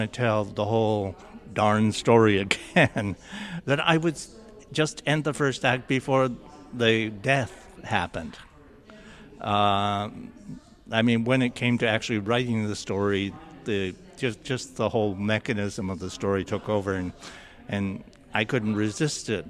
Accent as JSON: {"language": "English", "area": "Six Nations", "region": "Ontario", "country": "Canada", "tie": "born or raised there", "said": "I felt like I'd been very sheltered from history by my family and growing up on Six Nations"}